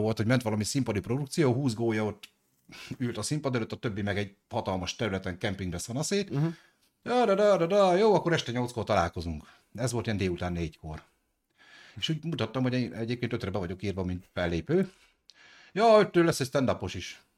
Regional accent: Debrecen, Hajdú-Bihar, Hungary; én debreceni vagyok

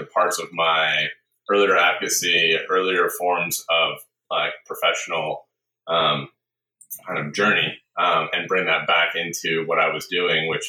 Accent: Seattle, Washington, United States; I grew up in a small bed and breakfast, actually, outside Seattle

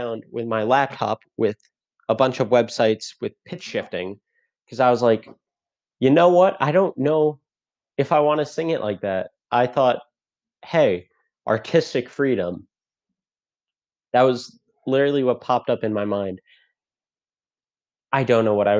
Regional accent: Fairfield, Connecticut, United States; I'm from Fairfield, Connecticut

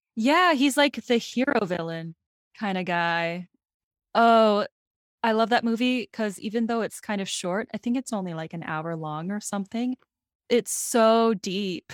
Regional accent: South Dakota, United States; I'm from South Dakota, so I'm also from the Midwest

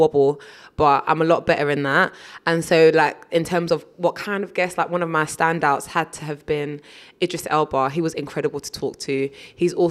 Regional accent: United Kingdom; Being firstborn generation British here

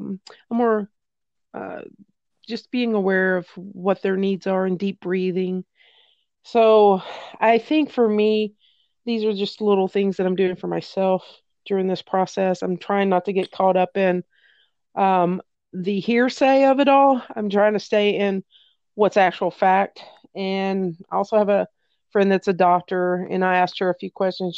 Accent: Tennessee, United States; I was raised in Tennessee

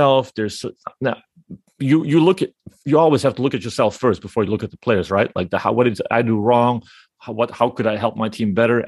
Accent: Lithuania; me as a Lithuanian

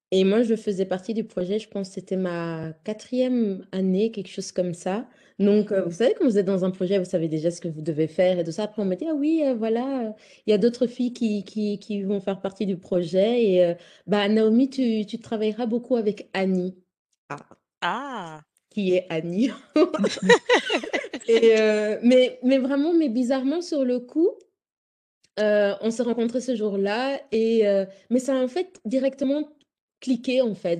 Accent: Belgium; je suis d'origine congolaise, mais j'ai grandi en Belgique

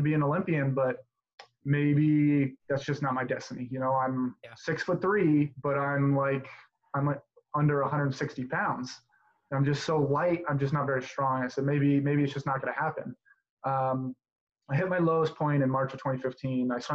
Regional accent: Southern Nevada, United States; I'm originally from Southern Nevada

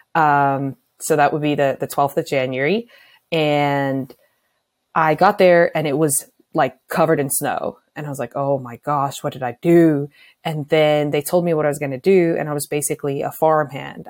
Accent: Pretoria, Gauteng, South Africa; moved away as an adult; now in Arizona, United States; I grew up in Pretoria, so in the city.

